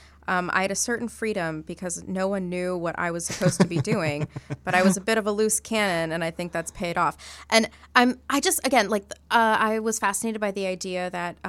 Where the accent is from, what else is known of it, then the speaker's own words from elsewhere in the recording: India; I'm Indian